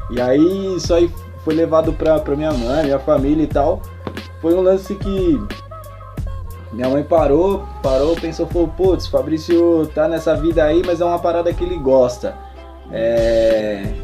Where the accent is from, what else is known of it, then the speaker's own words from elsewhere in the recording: Mogi das Cruzes, São Paulo, Brazil; born there; also born or lived in Brás; Eu morava no Brás, nasci em Mogi, fui morar no Brás